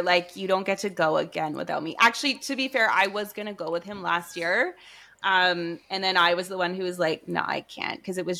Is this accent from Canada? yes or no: yes; Canada; We're Canadian.